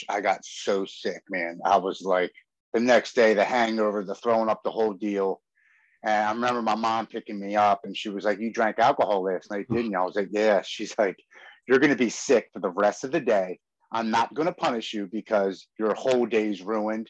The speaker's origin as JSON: {"language": "English", "town": "Baltimore", "region": "Maryland", "country": "United States", "tie": "born or raised there", "said": "I'm born and raised in Baltimore, Maryland, here on the East Coast"}